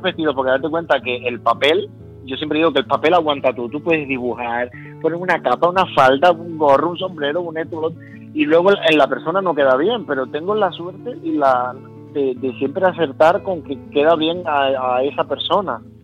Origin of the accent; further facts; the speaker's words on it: Las Palmas de Gran Canaria, Canary Islands, Spain; moved away; yo soy de Las Palmas de Gran Canaria. Ajá y nací en La Palmas de Gran Canaria hace ya 30 años